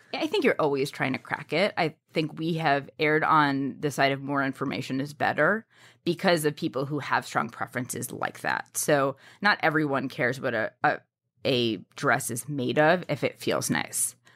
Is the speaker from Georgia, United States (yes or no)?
no; New York City, New York, United States; I grew up in New York City